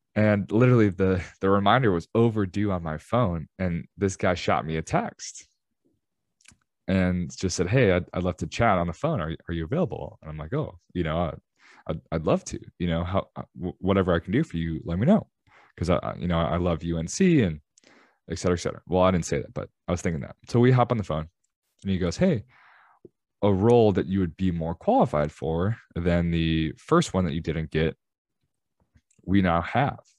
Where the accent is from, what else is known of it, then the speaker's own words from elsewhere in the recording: Chicago, Illinois, United States; I'm from Chicago